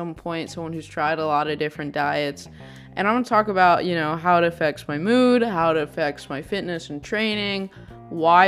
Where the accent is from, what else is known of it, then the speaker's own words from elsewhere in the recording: Texas, United States; I grew up in Texas